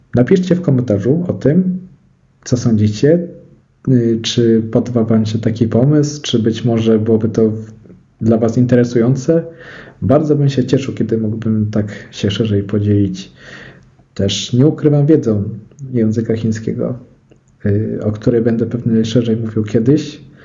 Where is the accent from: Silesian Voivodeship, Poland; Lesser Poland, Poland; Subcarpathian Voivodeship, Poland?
Silesian Voivodeship, Poland; Szczyrk; jak się przyjedzie do Szczyrku, to jest koło Bielska Białej